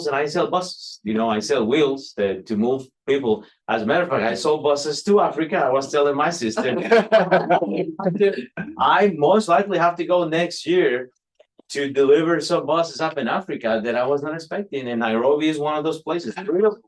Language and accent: English; Costa Rica; now in United States; I'm from Costa Rica.